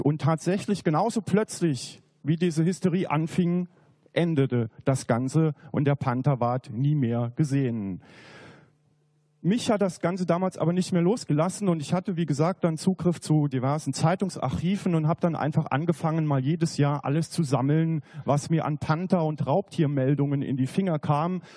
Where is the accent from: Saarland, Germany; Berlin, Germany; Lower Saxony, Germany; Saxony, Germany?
Saarland, Germany; near Saarbrücken; moved away as an adult; also born or lived in Bavaria; Ich bin im Saarland aufgewachsen, in der Nähe von Saarbrücken